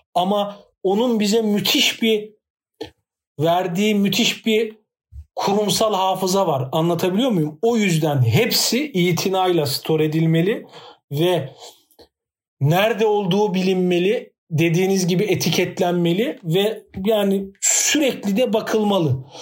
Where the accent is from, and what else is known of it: Turkey